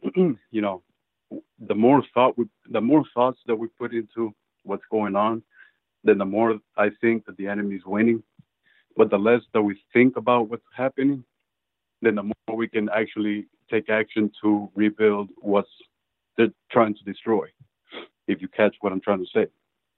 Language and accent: English; Venezuela; English is a second language; now in United States; I came from Venezuela. I'm Latino.